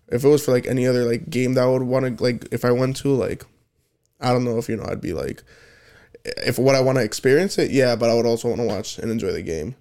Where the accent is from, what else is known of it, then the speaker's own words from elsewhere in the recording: United States; I'm American